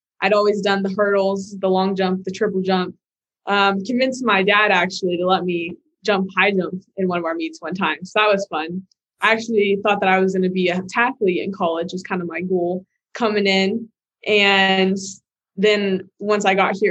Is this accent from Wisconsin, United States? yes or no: no; Bakersfield, California, United States; moved away as an adult; now in Boulder, United States; I'm originally from Bakersfield, California, which is kind of like on that central southern little mark of California right there